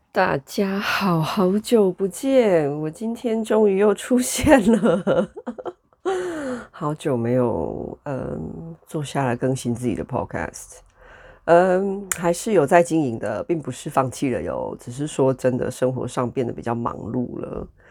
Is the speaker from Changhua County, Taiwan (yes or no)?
no; Taichung, Taiwan; now in United Kingdom; 我就是一个来自人口很密集，然后很多人的一个城市，台中